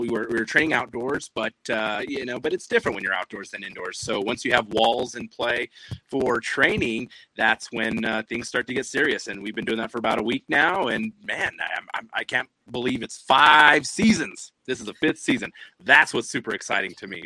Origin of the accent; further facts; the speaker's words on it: New Mexico, United States; being born and raised in New Mexico, there's been just just growing up here.